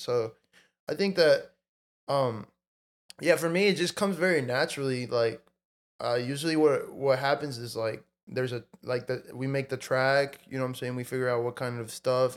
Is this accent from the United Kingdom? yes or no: no; Mexico; now in United States; I was born in Mexico and I, I, I grew up in Mexico for part of life and then I moved to the states.